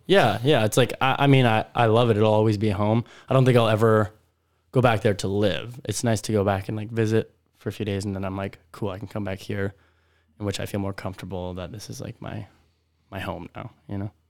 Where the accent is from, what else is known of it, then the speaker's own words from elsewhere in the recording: Prince Albert, Saskatchewan, Canada; moved away as an adult; also born or lived in Weyburn / Regina; now in Vancouver, Canada; I was born in Weyburn, grew up in Prince Albert. I would say that was, yeah, where I spent most of my years